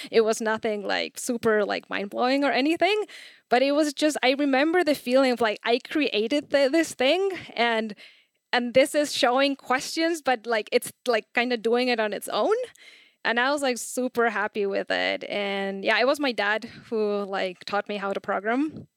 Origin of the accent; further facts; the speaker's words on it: Chile; I'm from Chile.